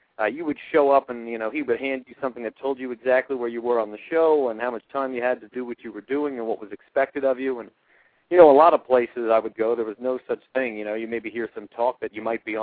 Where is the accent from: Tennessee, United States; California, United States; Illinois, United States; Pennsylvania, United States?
Pennsylvania, United States; Reading; the Reading version of IWA, which was based out of my hometown